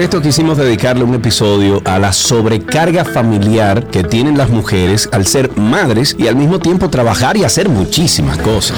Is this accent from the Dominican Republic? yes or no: yes; Dominican Republic; moved away; also born or lived in Atlanta, United States; soy ciudadano dominicano y estoy regresando a mi país